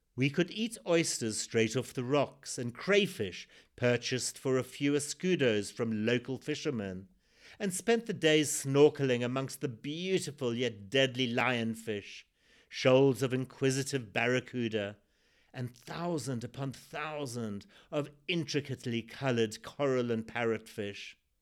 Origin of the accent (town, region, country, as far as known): Zimbabwe; born or raised there